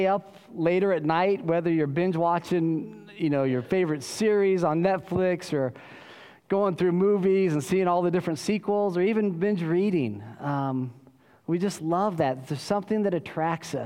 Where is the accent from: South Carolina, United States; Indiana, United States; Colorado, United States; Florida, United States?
Colorado, United States; now in Austin, United States; I grew up in Colorado